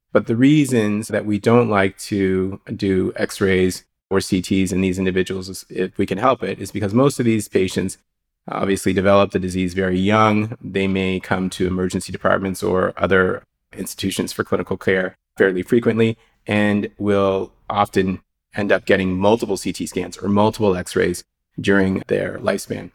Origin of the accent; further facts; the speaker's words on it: Halifax, Nova Scotia, Canada; also born or lived in Calgary / Los Angeles; I'm working out of Dartmouth General Hospital in Halifax, Nova Scotia. It's my hometown, so I'm a blue noser, born and raised in Nova Scotia.